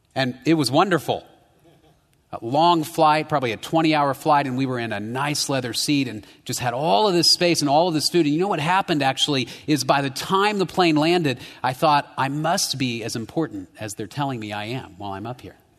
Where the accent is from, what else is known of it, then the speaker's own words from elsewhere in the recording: United States; my tamale rights as an American